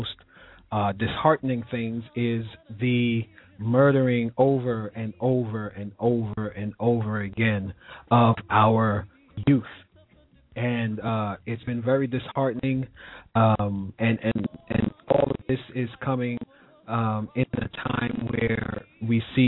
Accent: New York City, New York, United States; moved away; I will be moving into my hometown back again, New York City

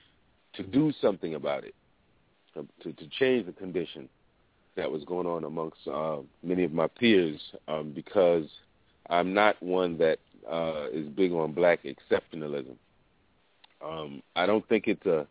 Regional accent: New York City, New York, United States; the time period in which I grew up in Harlem

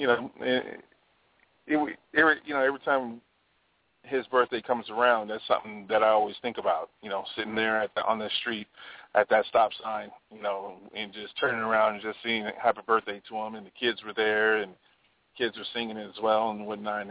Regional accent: Hawaii, United States; I grew up in Hawaii

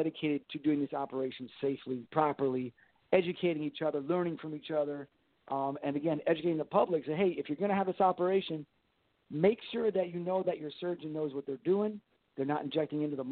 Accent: Miami, Florida, United States; my hometown of Miami

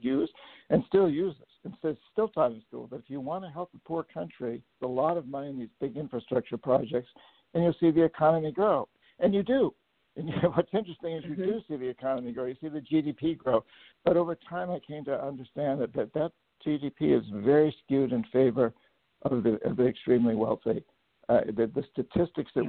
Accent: New Hampshire, United States; also born or lived in Latin America; now in Bainbridge Island, United States; I grew up in New Hampshire, the son of a of a teacher in a boys' boarding school

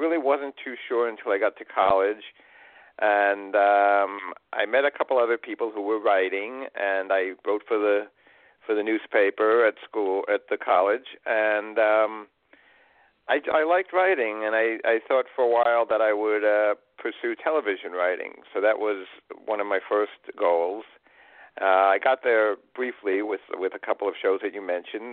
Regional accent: New York City, New York, United States; moved away; I grew up in Queens, New York, New York City

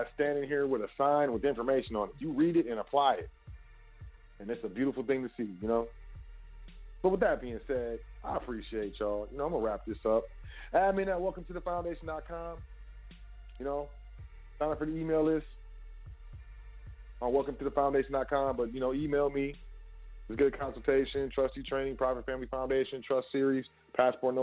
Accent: United States; I'm American

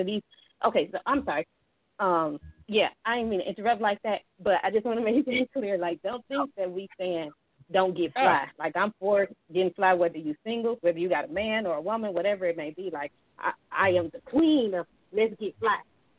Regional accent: Detroit, Michigan, United States; Like, I was born and raised in Detroit.

